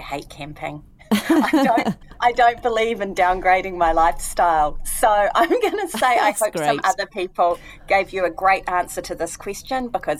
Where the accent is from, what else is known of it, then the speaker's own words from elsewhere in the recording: Taranaki, New Zealand; I grew up in Taranaki, just underneath the mountain, and very close, 20 minutes on either side to beaches.